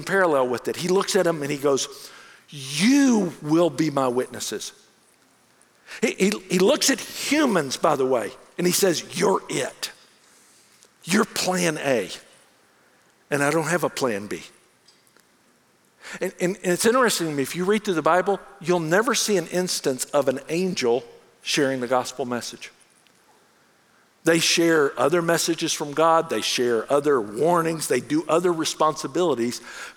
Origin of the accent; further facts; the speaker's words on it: United States; also born or lived in Bangkok, Thailand; as an American in Bangkok